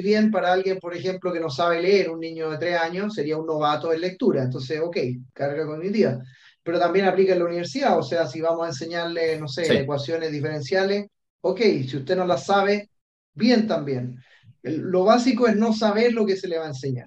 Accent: Chile; moved away as an adult; also born or lived in Australia; yo soy chileno

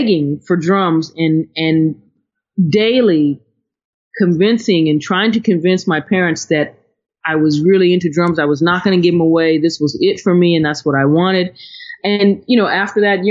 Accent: Ohio, United States; moved away; also born or lived in Connecticut; I'm from Ohio

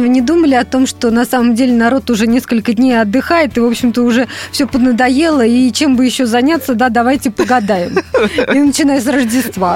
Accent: Russia; я вот э, выросла в Финской области, у нас раньше действительно ходили ряженые

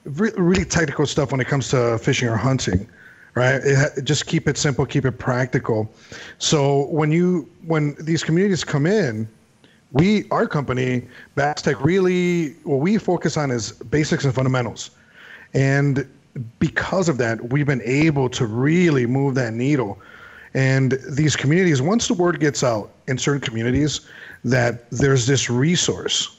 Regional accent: Chicago, Illinois, United States; growing up in Chicago

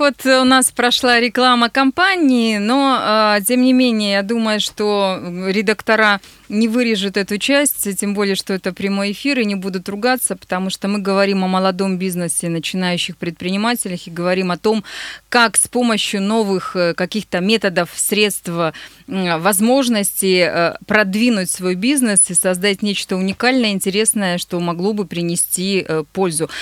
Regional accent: Nizhny Tagil, Sverdlovsk Oblast, Russia; now in Yekaterinburg, Russia; Мой родной город

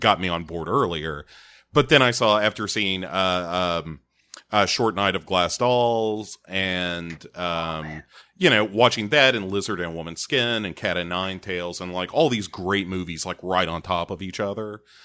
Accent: United States; I am American

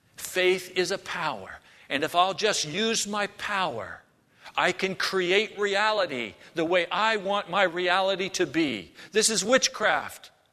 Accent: United States; as American Christians

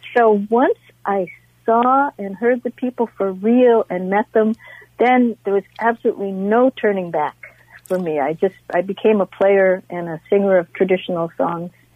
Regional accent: Northfield, Minnesota, United States; I'm from Northfield.

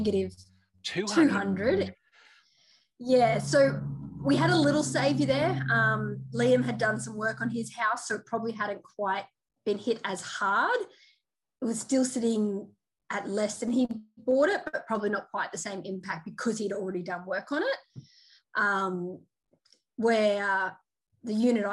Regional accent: Mackay, Queensland, Australia; we both bought in Mackay, which is a mining town. For me, it was my hometown

